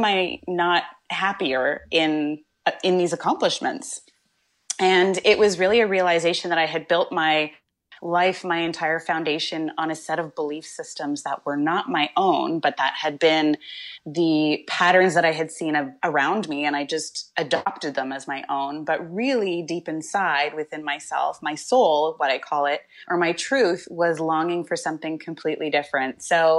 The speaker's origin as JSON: {"language": "English", "town": "Coquitlam", "region": "British Columbia", "country": "Canada", "tie": "born or raised there", "said": "Well, actually, I spent some time growing up in Coquitlam, which is in the Lower Mainland, so maybe about 20 minutes outside of Vancouver."}